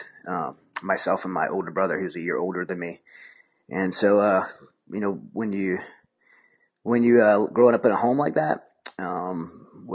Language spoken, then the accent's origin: English; Raceland, Louisiana, United States; also born or lived in Houma / Thibodaux; I grew up in South Louisiana in a place called Raceland or in Houma, Thibodaux area of Louisiana